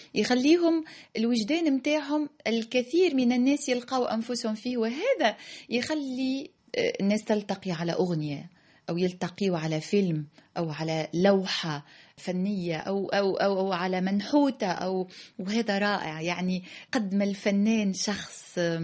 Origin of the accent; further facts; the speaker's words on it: Tunisia; لأني تونسية